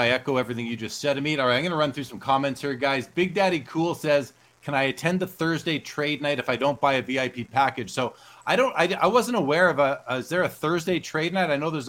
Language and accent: English; Canada